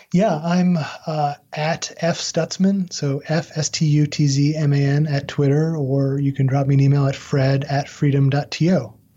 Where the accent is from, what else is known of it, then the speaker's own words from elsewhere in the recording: Albany, New York, United States; now in North Carolina, United States; my hometown of Albany, New York